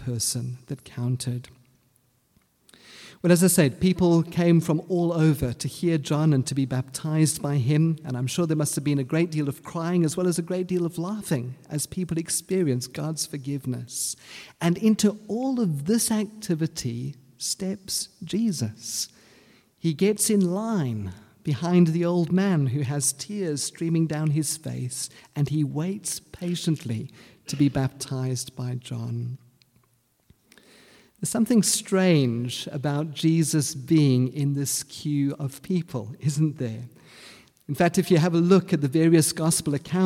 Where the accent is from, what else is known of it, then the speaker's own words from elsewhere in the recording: South Africa; first language English; moved away; When I came out of high school, I wasn't quite sure exactly what I wanted to do, and the South African government had a wonderful program for those who didn't know what to do. It was called the Defence Force.